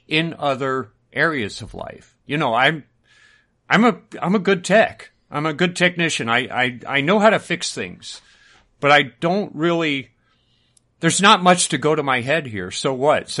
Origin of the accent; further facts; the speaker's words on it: United States; we grew up in America